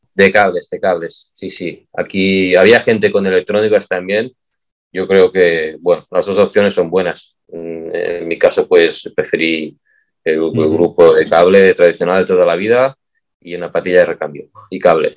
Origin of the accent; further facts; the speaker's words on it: Catalonia, Spain; yo soy de Cataluña